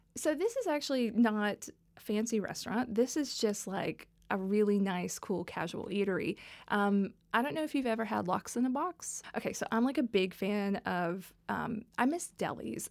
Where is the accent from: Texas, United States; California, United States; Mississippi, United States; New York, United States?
Texas, United States; Dallas; moved away; I was raised in the South. I, I'm, I'm from Dallas, Texas, originally